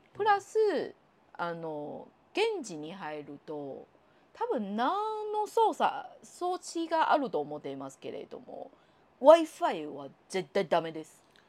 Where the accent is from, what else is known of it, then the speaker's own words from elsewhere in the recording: Taiwan; Japanese is a second language; now in Japan; 私台湾出身の人間ですから